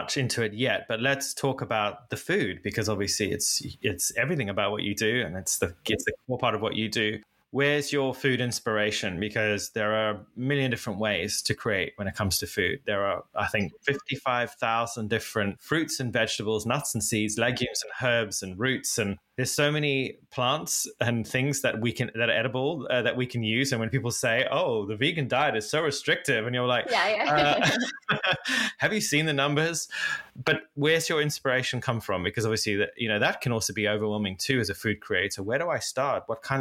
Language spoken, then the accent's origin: English; Zimbabwe; now in United Kingdom; I didn't grow up in the UK. I grew up in Africa and Zimbabwe